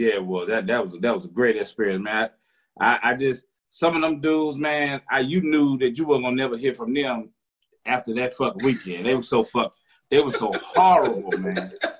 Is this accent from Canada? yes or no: no; Vicksburg, Mississippi, United States; moved away as an adult; also born or lived in Philadelphia, Pennsylvania; I grew up in Mississippi.